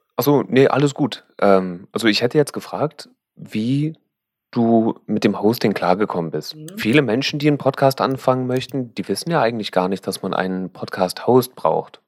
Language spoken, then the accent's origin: German; Berlin, Germany; als Berliner